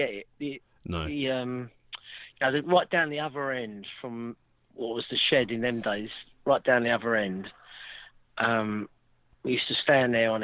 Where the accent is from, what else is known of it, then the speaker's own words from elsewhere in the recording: London, United Kingdom; I'm from Westminster. We're an old Westminster family and been there for about, I don't know, 140 years